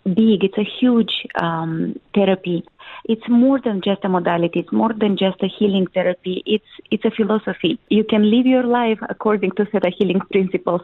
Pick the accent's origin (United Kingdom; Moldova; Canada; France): Moldova; I come from Moldova. It's a small country in Eastern Europe.